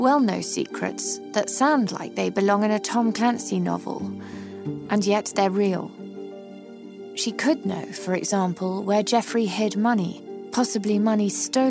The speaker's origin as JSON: {"language": "English", "country": "United Kingdom", "moved": "yes", "lives_now": "United States", "said": "As British expats living in the United States"}